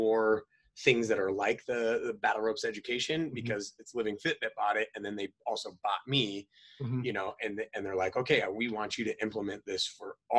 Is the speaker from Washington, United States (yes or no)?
no; North Idaho, United States; moved away as an adult; also born or lived in San Diego; I was a hillbilly, you know, like born and raised in North Idaho, rural